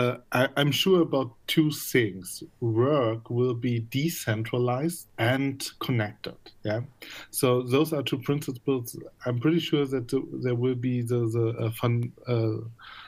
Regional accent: Magdeburg, Saxony-Anhalt, Germany; moved away; also born or lived in Berlin; I'm original from Magdeburg

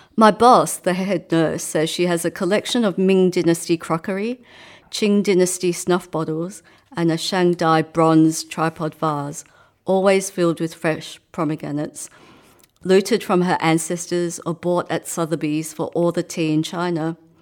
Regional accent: Australia; also born or lived in Hong Kong / England; by the time I was eight, I came over here to Australia.

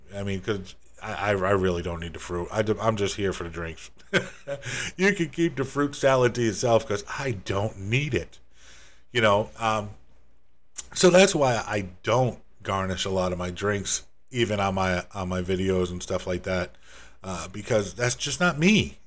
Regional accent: Northeast US, United States; moved away as an adult; also born or lived in Rhode Island / Massachusetts; now in Florida, United States; I'm originally from the Northeast, from Rhode Island in Massachusetts, and, uh, spent most of my life up there

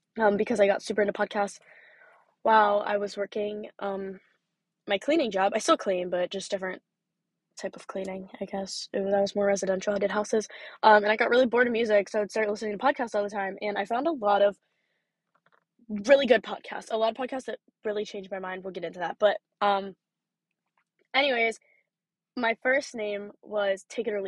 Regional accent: Pennsylvania, United States; I am from Pennsylvania.

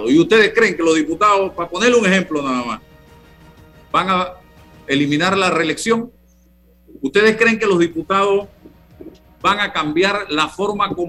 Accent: Panama; porque tiene todo el derecho como panameño, como Rolando, como César y como yo, a opinar, a hacer propuestas.

